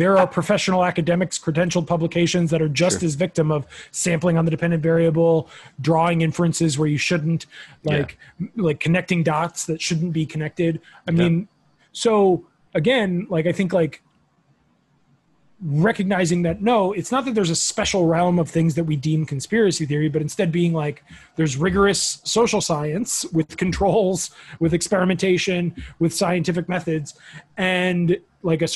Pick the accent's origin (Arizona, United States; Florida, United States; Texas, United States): Florida, United States; South; growing up in Florida